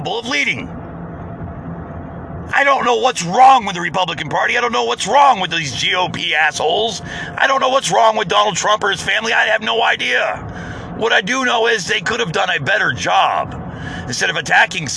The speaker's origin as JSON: {"language": "English", "country": "United States", "said": "I'm being an American"}